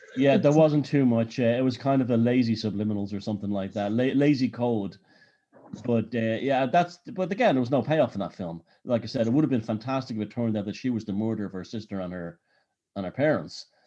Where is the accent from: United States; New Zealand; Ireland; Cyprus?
Ireland; Dublin, Leinster; I grew up in Dublin